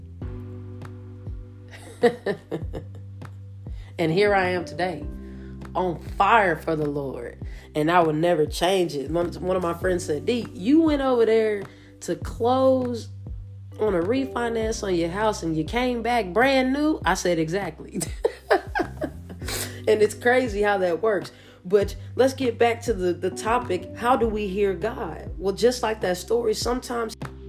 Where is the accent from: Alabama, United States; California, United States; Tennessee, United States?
Alabama, United States; Roanoke; I'm from Roanoke, Alabama, small time coach